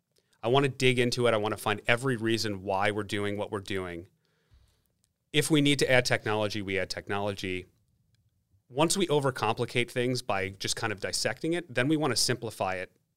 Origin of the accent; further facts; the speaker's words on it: New York, United States; I'm a New Yorker.